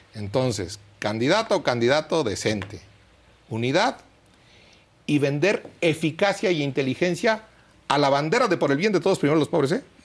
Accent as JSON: {"language": "Spanish", "region": "Michoacán", "country": "Mexico", "said": "yo soy de Michoacán"}